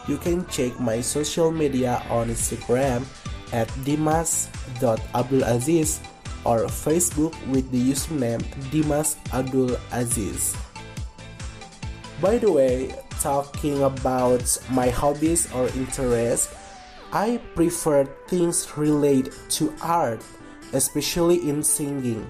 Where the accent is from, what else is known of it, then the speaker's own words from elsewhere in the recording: Kuningan, West Java, Indonesia; English is a second language; I was born in Kuningan on June 13, 2001. So, now I am 20 years old. Now, I live in Windusakan Village, Kuningan District, Kuningan Regency, West Java Province, Indonesia.